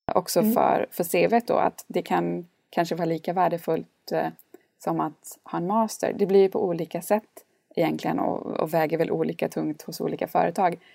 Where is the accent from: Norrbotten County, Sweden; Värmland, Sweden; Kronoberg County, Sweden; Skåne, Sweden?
Norrbotten County, Sweden; Gällivare; moved away as an adult; also born or lived in Jönköping; så är jag uppvuxen i Lappland i en väldigt liten stad som heter Gällivare med 19 000 invånare